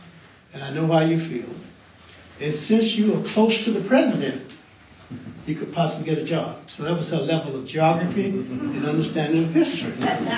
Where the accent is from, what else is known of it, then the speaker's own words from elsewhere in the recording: Texas, United States; moved away as an adult; now in Tacoma, United States; I grew up in Texas. For 22 years, I was in Texas. Our family, we were sharecroppers. My mother and father gave birth by one union to 11 children.